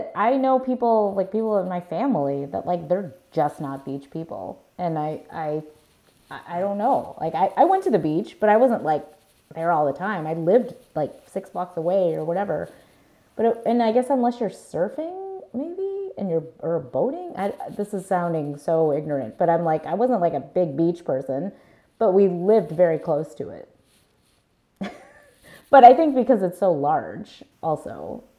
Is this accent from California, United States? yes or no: no; Chicago, Illinois, United States; as being a Chicagoan